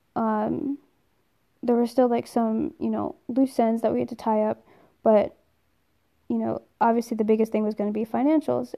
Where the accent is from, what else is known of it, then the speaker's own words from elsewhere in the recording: New Jersey, United States; I'm originally from New Jersey.